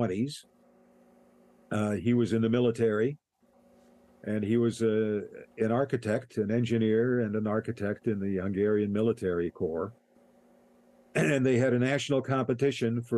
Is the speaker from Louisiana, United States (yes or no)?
no; Cleveland, Ohio, United States; moved away as an adult; now in Toronto, Canada; I grew up in Cleveland